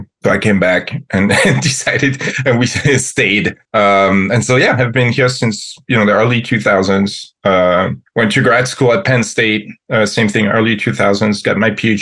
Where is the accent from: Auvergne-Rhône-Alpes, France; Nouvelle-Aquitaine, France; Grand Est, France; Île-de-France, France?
Grand Est, France; Metz; English is a second language; moved away as an adult; now in United States; I was, as I said, born and raised in France, in the city of Metz, close to Luxembourg and Germany